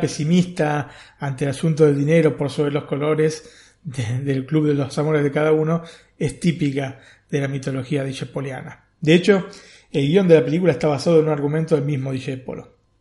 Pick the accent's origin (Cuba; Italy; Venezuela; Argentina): Argentina; somos argentinos